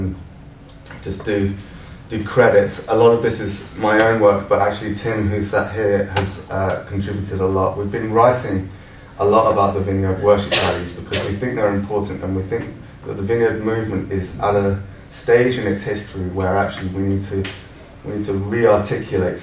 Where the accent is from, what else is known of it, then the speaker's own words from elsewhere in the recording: London, United Kingdom; moved away as an adult; also born or lived in Scotland; now in St Andrews, United Kingdom; I'm a Londoner and I'm living in Scotland now